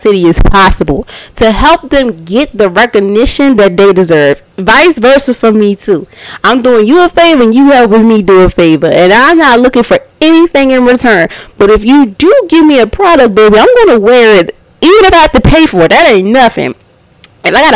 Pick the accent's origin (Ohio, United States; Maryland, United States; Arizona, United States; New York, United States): Maryland, United States; Baltimore; I'm from Baltimore